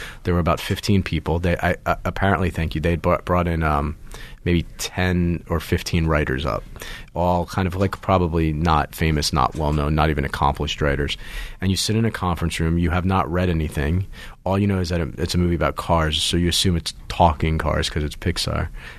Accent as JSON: {"language": "English", "region": "New Jersey", "country": "United States", "tie": "born or raised there", "also_born_or_lived": "Baltimore, United States / Pittsburgh, United States", "said": "I was born in Baltimore, grew up in Pittsburgh till about third grade, and then moved a couple of times and then settled for high school years and middle school years in New Jersey."}